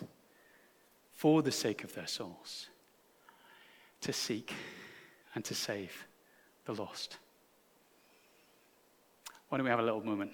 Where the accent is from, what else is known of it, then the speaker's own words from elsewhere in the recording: United Kingdom; I'm so British